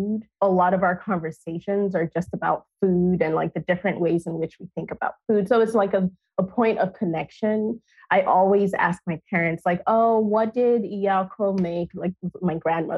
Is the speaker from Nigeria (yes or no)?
yes; Nigeria; now in United States; growing up in Nigeria